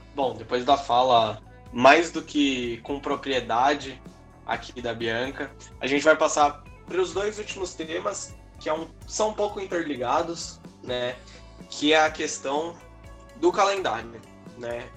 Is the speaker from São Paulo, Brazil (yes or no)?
yes; São Paulo, Brazil; a gente é de São Paulo